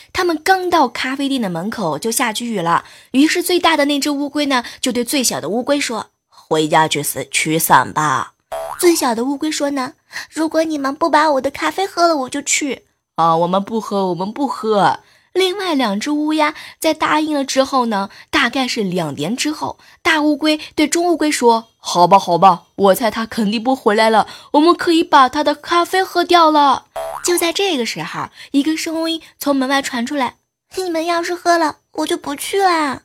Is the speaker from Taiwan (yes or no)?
no; northern China, China; 都知道我是北方人嘛